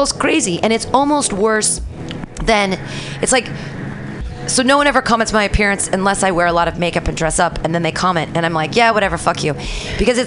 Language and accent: English; Danville, United States; poor little rich girl growing up in Danville